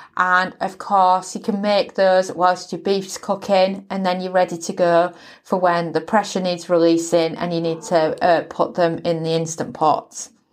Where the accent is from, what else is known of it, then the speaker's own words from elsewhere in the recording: United Kingdom; accent: British; I'm British born